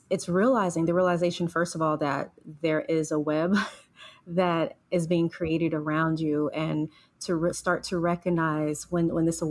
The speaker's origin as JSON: {"language": "English", "town": "Los Angeles", "region": "California", "country": "United States", "tie": "born or raised there", "said": "growing up in South Central Los Angeles, a very urban community"}